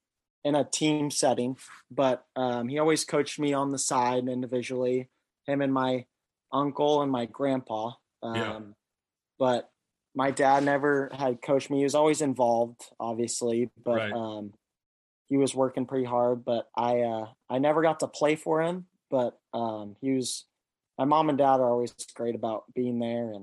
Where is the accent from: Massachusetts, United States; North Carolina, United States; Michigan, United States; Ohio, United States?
Michigan, United States; New Buffalo; also born or lived in Chicago / Valparaiso; So I started playing in New Buffalo, Michigan. I was born in Chicago, and then we had moved to Indiana, Valparaiso, and then from there we moved to New Buffalo shortly after.